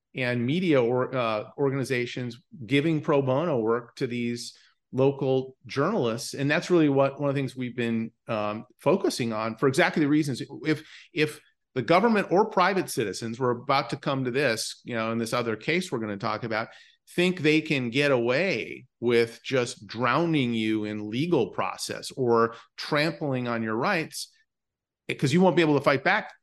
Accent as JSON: {"language": "English", "town": "Bismarck", "region": "North Dakota", "country": "United States", "tie": "born or raised there", "moved": "yes", "said": "I grew up in Bismarck, North Dakota"}